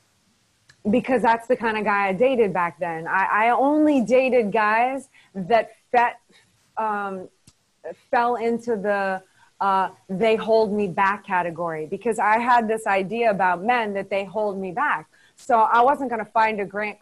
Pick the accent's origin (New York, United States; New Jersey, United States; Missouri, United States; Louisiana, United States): Louisiana, United States; New Orleans; moved away; also born or lived in Los Angeles; I'm from New Orleans, which is kind of closer to Mississippi